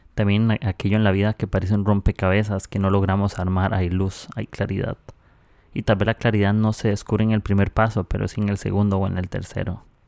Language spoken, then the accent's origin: Spanish; Costa Rica; now in Peru; soy de Costa Rica, estoy aquí